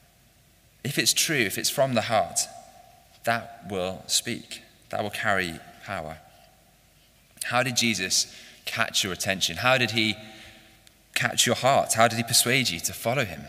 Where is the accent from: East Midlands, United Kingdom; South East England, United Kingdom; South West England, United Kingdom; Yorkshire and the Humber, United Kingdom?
South East England, United Kingdom; Chatham; I was born in Chatham, Kent, and I was educated in the south